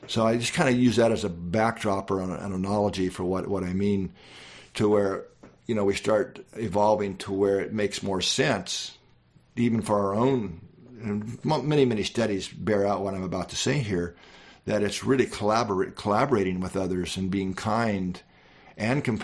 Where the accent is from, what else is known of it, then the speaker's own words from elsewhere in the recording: Midwest, United States; I grew up in the Midwest